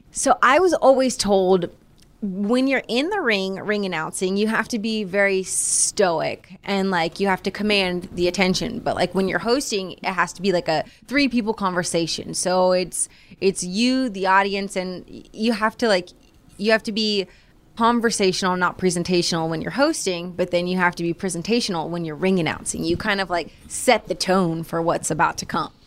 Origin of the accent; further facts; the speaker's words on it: Florida, United States; growing up in Florida